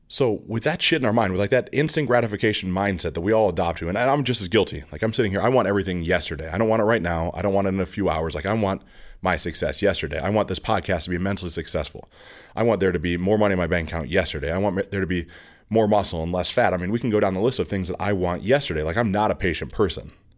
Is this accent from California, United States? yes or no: no; outside of East Aurora, New York, United States; I grew up outside of East Row, New York